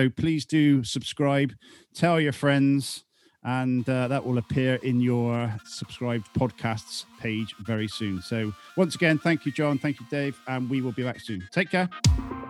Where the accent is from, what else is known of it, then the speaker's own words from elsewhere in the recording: England, United Kingdom; That's great to hear as an Englishman.